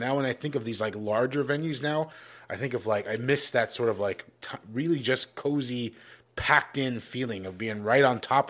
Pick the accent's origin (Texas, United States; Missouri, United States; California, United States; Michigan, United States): Texas, United States; San Antonio; I'm from San Antonio